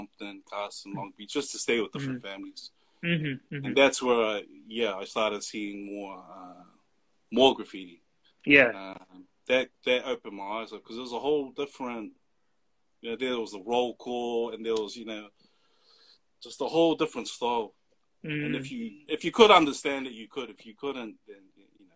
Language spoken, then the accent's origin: English; Auckland, New Zealand; coming from Mangere, South Auckland, that's all you see, just Polys most of the time